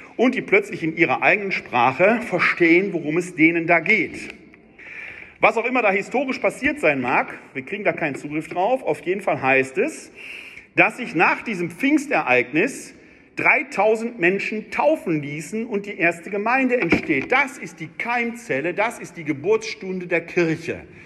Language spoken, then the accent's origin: German; Wuppertal, North Rhine-Westphalia, Germany; ich komme ja aus Wuppertal